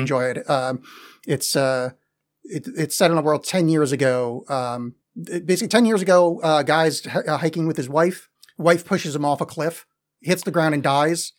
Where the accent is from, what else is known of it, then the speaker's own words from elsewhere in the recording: New York metro area, United States; growing up in the New York metro area